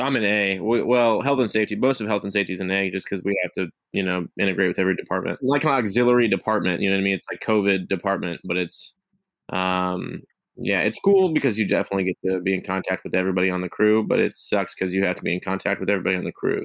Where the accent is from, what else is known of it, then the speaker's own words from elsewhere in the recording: Missouri, United States; I'm from Missouri.